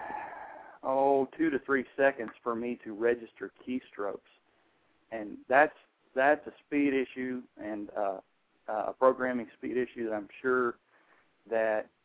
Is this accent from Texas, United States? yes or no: yes; Texas, United States; now in North Carolina, United States; I'm from Texas, but I'm the state coordinator for North Carolina